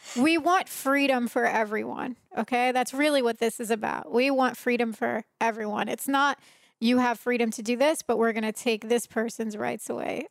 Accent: Trenton, New Jersey, United States; moved away; I was raised in Trenton, New Jersey.

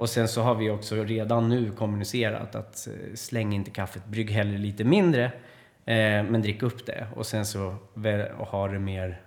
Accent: Sweden; vi svenskar

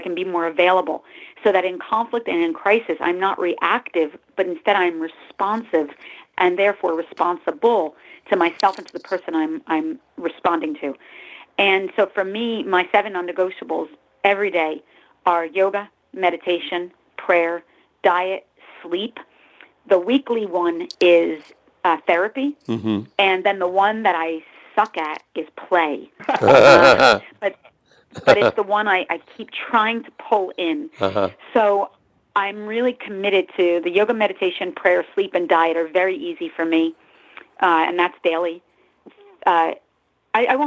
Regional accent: New Jersey, United States; now in Los Angeles, United States; I'm actually from Jersey, but I live in Los Angeles the last 24 years or so.

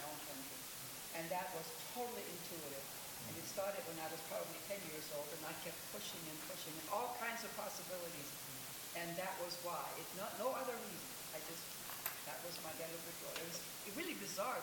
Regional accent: Germany; English is a second language; now in United States; when I was a teenager in my home country

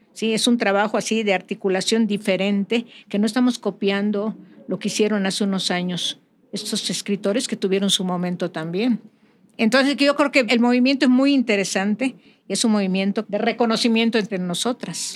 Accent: Mérida, Yucatán, Mexico; now in California, United States; soy de Mérida, del barrio antiguo de Santiago

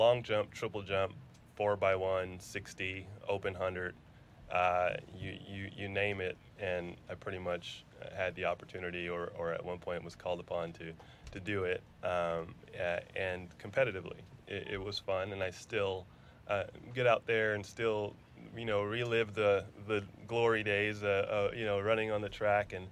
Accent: New Mexico, United States; moved away as an adult; also born or lived in Pennsylvania / New York / Alabama; now in Houston, United States; I grew up predominantly in New Mexico. So undergrad, high school, law school, parts of middle school, parts of elementary school, all in New Mexico

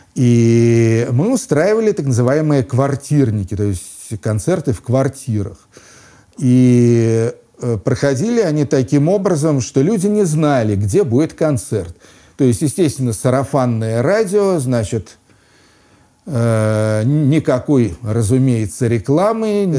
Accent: Moscow, Russia; moved away as an adult; also born or lived in London; возвращаться в родной город Москву

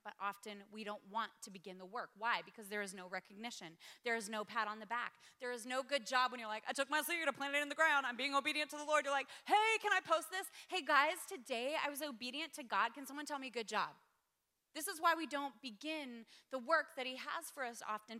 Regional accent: Spokane, Washington, United States; moved away as an adult; also born or lived in Sydney, Australia; I grew up in Spokane, Washington. Gave my life to Jesus at 19, moved to Sydney, Australia

